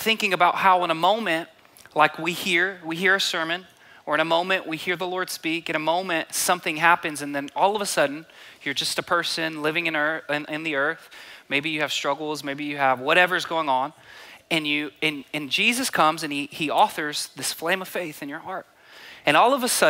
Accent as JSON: {"language": "English", "town": "Borger", "region": "Texas", "country": "United States", "tie": "born or raised there", "said": "I grew up by Amarillo, it's a small town called Borger, about 6 hours north of here"}